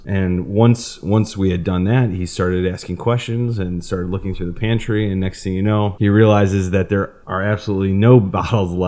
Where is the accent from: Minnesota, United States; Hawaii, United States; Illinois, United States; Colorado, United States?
Illinois, United States; northwest suburbs of Chicago; accent: Chicago; I'm right up northwest suburbs of Chicago